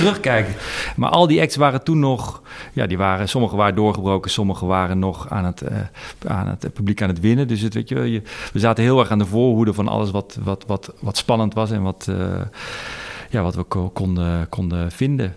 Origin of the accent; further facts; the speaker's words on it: Amsterdam, North Holland, Netherlands; ik kom uit Amsterdam